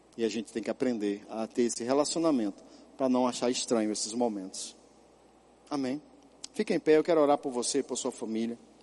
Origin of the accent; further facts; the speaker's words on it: São Paulo, Brazil; moved away; also born or lived in Caruaru / Ponta Porã; quando eu era criança, lá em São Paulo.